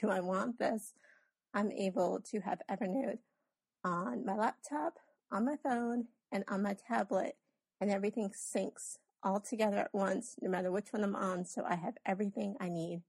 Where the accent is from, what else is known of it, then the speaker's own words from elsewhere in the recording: Rhode Island, United States; now in Greenville, United States; I was born and raised in Rhode Island, but currently live in Greenville, South Carolina.